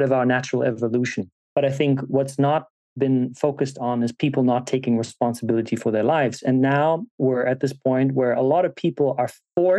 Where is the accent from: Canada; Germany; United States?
Germany; being born and raised in Germany